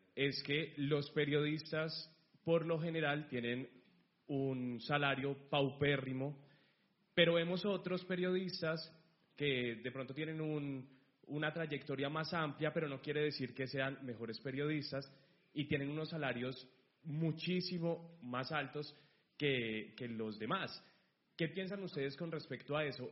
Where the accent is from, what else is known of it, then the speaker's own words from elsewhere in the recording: Colombia; moved away as an adult; now in Spain; Yo soy de Colombia, llegué hace aproximadamente dos meses a España